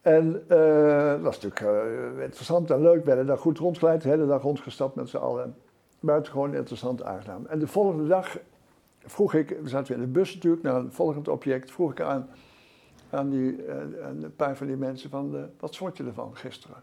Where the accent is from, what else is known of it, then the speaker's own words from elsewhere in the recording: Utrechtse Heuvelrug, Netherlands; ik ben opgegroeid in de, op de Utrechtse Heuvelrug